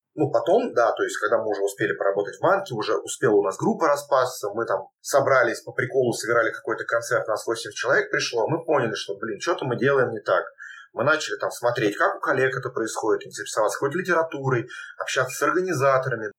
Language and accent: Russian; Moscow Oblast, Russia; мы там из Подмосковья